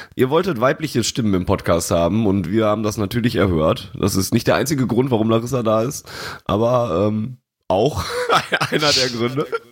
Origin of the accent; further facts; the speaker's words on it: Sauerland, North Rhine-Westphalia, Germany; bei uns im Sauerland